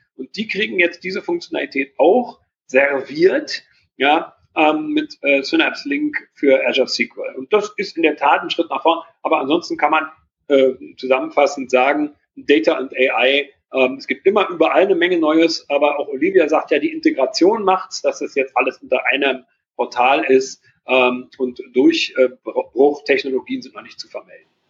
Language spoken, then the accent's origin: German; Berlin, Germany; als Berliner